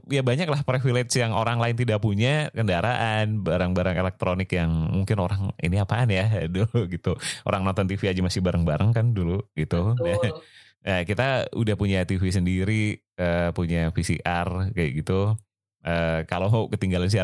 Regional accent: Bandung, West Java, Indonesia; Dari Bandung. Aku oh, dari aku dari kecil di Bandung. Gitu.

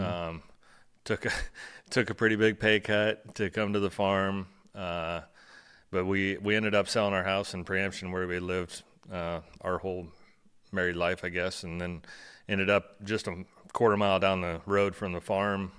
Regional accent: Aledo, Illinois, United States; thirty-nine years old, born and raised in Alito, Illinois

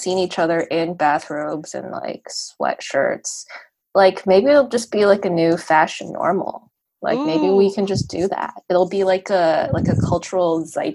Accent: Canada; I'm Canadian

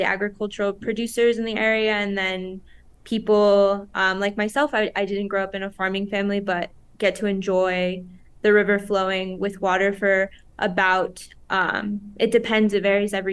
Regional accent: Las Cruces, New Mexico, United States; I grew up here in Las Cruces, New Mexico

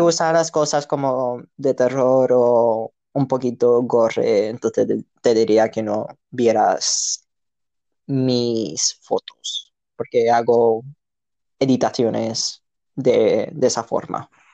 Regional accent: Andalusia, Spain; accent: Andalusian; also born or lived in Canada / Chile; El, andaluz no tiene su lenguaje, simplemente que nos comemos un montón de palabras

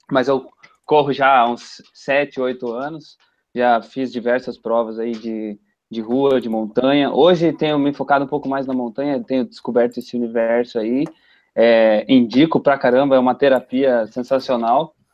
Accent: São Paulo, Brazil; born there; now in Curitiba, Brazil; Eu sou paulistano de nascença, nasci em São Paulo capital, estou em Curitiba já faz 25 anos.

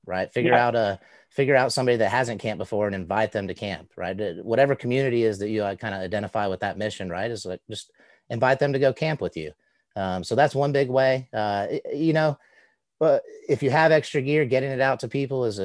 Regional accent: Southeast, United States; growing up in the Southeast with kind of ambiguously brown skin

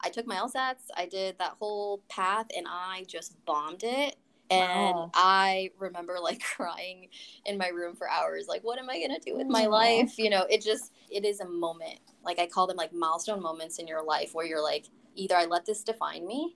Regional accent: Colorado Springs, Colorado, United States; moved away as an adult; also born or lived in Denver, Colorado; now in Washington, DC, United States; I hail from Colorado, Colorado Springs specifically, and I grew up there pretty much my entire life

